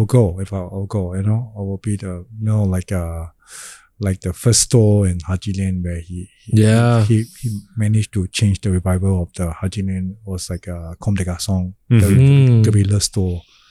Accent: Singapore; I grew up in Chinatown and actually I speak Cantonese as well. And my Cantonese is better than my Hokkien, obviously, because I'm Hokkien.

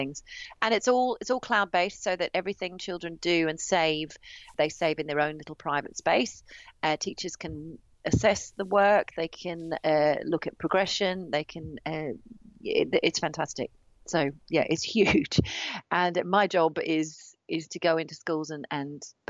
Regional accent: Australia; moved away as an adult; now in United Kingdom; my parents are both musicians, so I grew up traveling around Australia

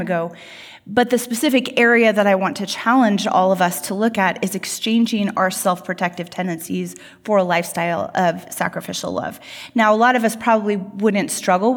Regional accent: United States; we as American Christians

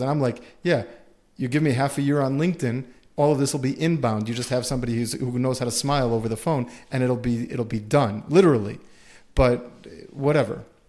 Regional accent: United States; we're all from America here

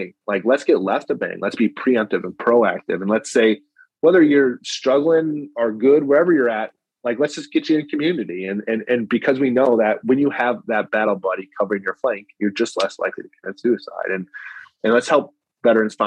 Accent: United States; as an American, I'm proud

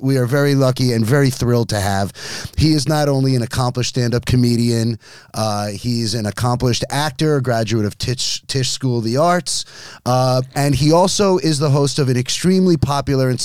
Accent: Jericho, New York, United States; I'm from Jericho, lovingly referred to as Jewico.

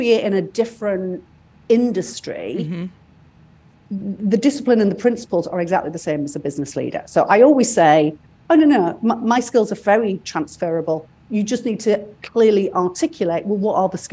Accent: United Kingdom; moved away; I'm British

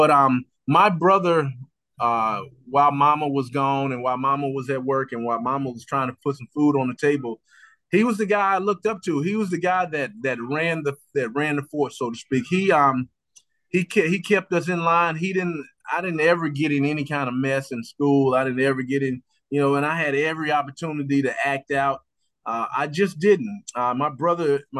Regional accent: Roxboro, North Carolina, United States; I grew up in Roxboro, North Carolina

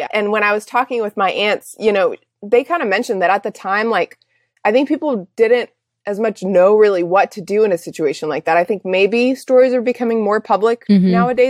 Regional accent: Czechia; I grew up overseas in Czech Republic as a missionary kid.

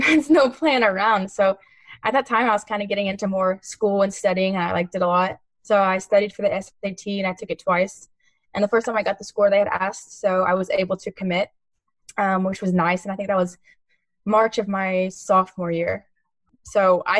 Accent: Texas, United States; I'm from Texas

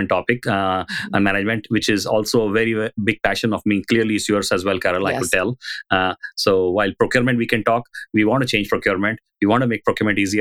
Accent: India; now in San Francisco Bay Area, United States; I was growing up in India

